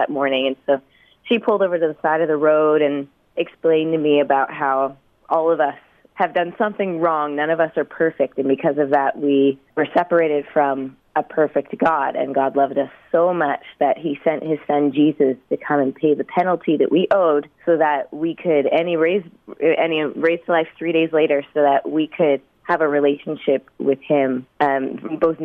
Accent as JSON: {"language": "English", "town": "Halifax", "region": "Nova Scotia", "country": "Canada", "moved": "yes", "lives_now": "Abbotsford, Canada", "said": "I'm originally from Halifax, Nova Scotia, and now I'm in Abbotsford, British Columbia."}